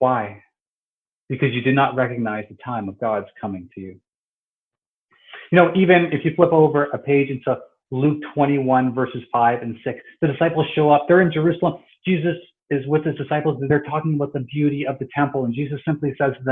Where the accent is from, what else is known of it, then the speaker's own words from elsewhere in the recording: Toronto, Ontario, Canada; I was born and raised here in Toronto